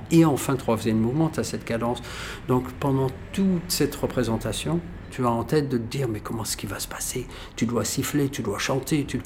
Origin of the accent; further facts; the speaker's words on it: Algeria; born there; toute ma famille était là, les pieds noirs, parce que je suis né en Algérie.